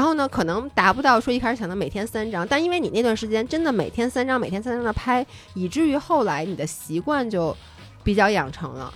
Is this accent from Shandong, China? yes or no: no; Beijing, China; also born or lived in Wanning, Hainan; 作为一个北京人